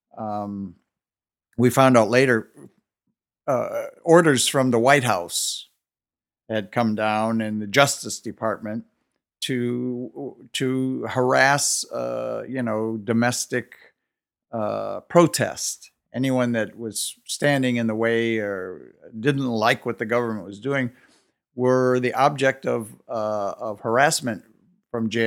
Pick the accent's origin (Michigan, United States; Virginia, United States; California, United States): Michigan, United States; Detroit; growing up in Detroit in the late 50s and early 60s